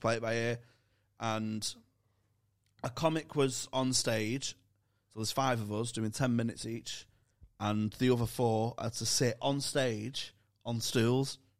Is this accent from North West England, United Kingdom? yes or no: yes; Manchester, North West England, United Kingdom; accent: Manc; my Manc accent